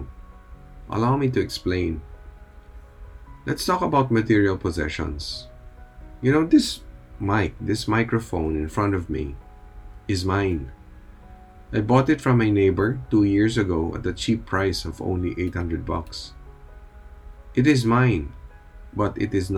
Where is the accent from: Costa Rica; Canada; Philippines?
Philippines; here in the Philippines, we are a predominantly Catholic nation